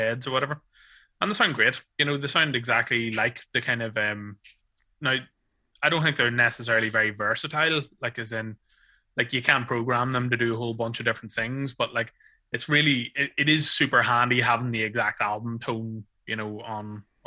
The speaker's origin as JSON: {"language": "English", "country": "Ireland", "said": "being an Irish man"}